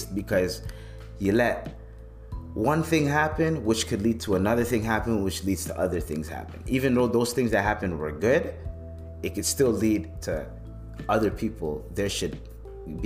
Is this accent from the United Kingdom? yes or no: no; Canada; growing up in Canada